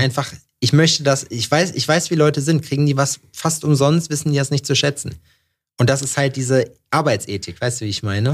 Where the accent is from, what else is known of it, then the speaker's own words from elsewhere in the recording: Jena, Thuringia, Germany; Jena, wo ich herkomme